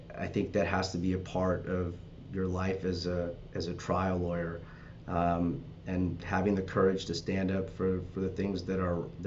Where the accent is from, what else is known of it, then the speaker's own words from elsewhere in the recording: Los Angeles, California, United States; I'm from the Valley and North Hollywood